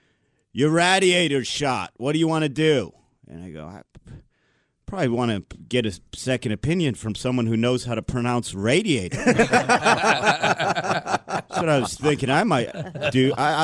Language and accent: English; Ohio, United States; now in Brooklyn, United States; I'm from Ohio originally, like you said, but living in Brooklyn is weird.